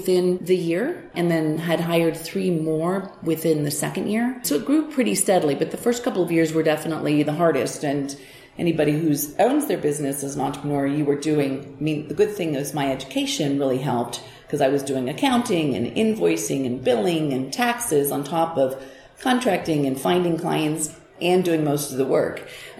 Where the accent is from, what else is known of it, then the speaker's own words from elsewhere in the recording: Hamilton, Montana, United States; also born or lived in Portland / Seattle / Bozeman; I moved back to Montana because my hometown, Hamilton